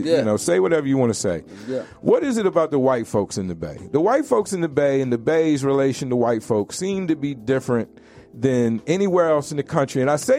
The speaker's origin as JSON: {"language": "English", "region": "Southern United States", "country": "United States", "tie": "born or raised there", "said": "I grew up in the South and I've been heavily affected by race and racism."}